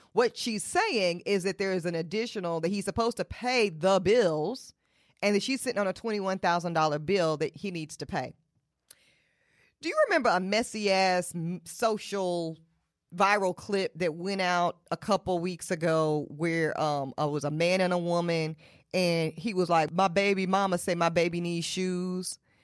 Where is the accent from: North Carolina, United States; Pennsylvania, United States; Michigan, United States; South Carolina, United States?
North Carolina, United States; Charlotte; I'm from Charlotte, North Carolina. I was raised in Charlotte, North Carolina.